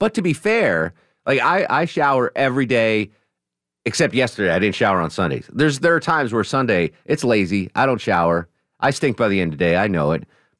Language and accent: English; New England, United States; now in Atlanta, United States; Growing up in New England, you know, I loved the New England beaches.